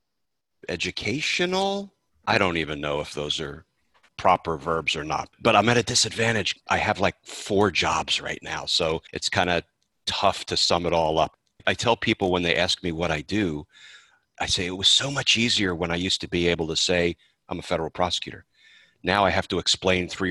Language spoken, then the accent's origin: English; New Jersey, United States; moved away as an adult; also born or lived in Brooklyn, New York / Lexington, Virginia / Washington; I was born in Brooklyn. I grew up in Jersey. I am a proudly self-proclaimed gutter kid from Jersey